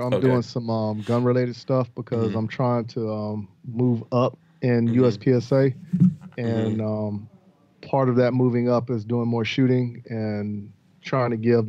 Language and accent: English; Newport News, Virginia, United States; born or raised there; moved away